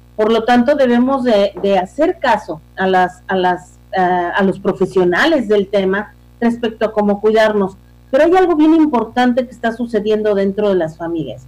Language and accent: Spanish; Mexico; somos mexicanos